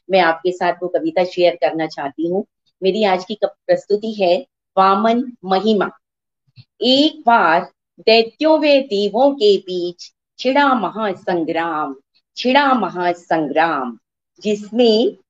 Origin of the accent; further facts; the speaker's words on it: Delhi, India; दिल्ली से हूँ